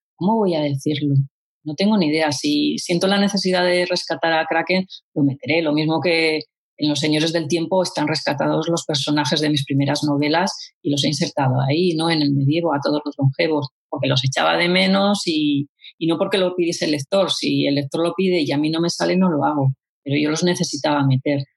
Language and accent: Spanish; Vitoria-Gasteiz, Basque Country, Spain; mi tierra